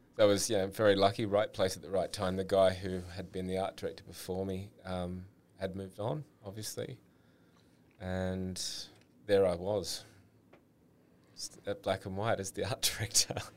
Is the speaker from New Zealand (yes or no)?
no; Sydney, New South Wales, Australia; grew up in Sydney, had two brothers